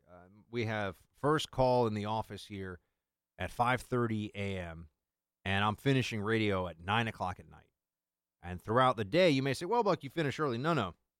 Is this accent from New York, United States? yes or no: yes; New York, United States; moved away as an adult; now in Washington, D.C., United States; coming as a New Yorker